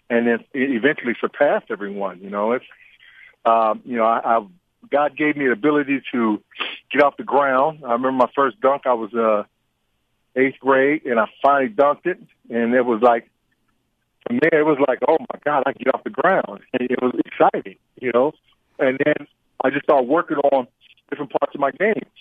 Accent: San Diego, California, United States; moved away as an adult; now in Indiana, United States; I, I was raised in San Diego, California, and a city boy

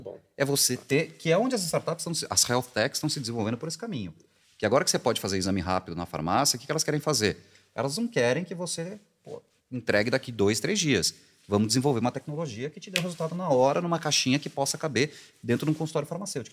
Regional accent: interior of São Paulo, Brazil; eu sou do interior de São Paulo

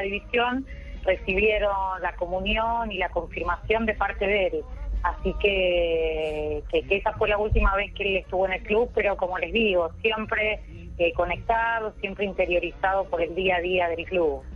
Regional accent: Argentina; como argentino

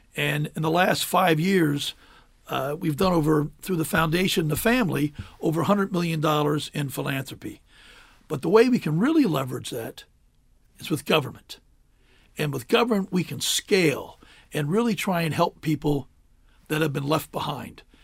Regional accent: Adams County, Pennsylvania, United States; born or raised there; also born or lived in Cheverly, Maryland / Hyattsville, Maryland; now in Maryland, United States

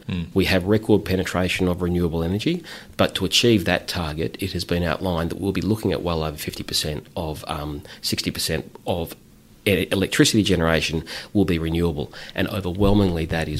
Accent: Victoria, Australia; I'm from Victoria

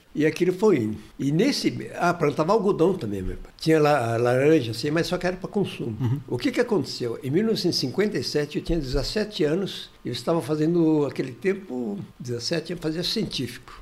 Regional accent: Martinópolis, São Paulo, Brazil; Eu nasci em Martinópolis, perto do Presidente Prudente ali, uma cidade, hoje deve ter uns 25 mil habitantes.

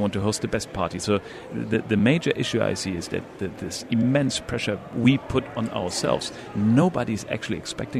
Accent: Northern Germany, Germany; moved away as an adult; now in UAE; I'm from Northern Germany

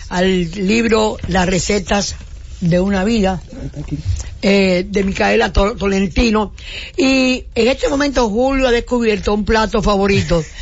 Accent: Cibao, Dominican Republic; yo soy cibaeño, doña.

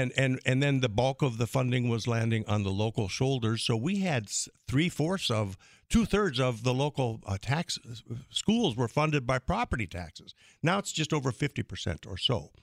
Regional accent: Crystal, North Dakota, United States; now in Fargo, United States; my hometown of Crystal

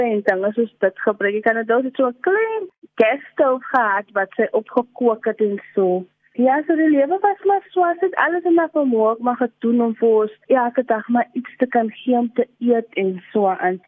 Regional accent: Cape Town, Western Cape, South Africa; also born or lived in Pontevel (birthplace); ek het groot geword daar in in in Dovercourt in Lavendale

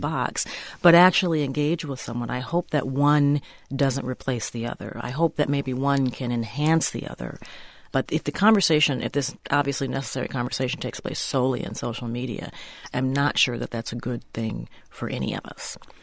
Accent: Minnesota, United States; I'm, I'm a Minnesotan

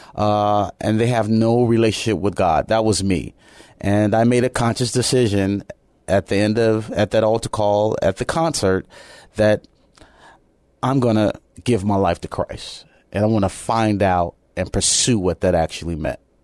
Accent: Chicago, Illinois, United States; moved away; also born or lived in Japan; I'm originally from Chicago, Illinois

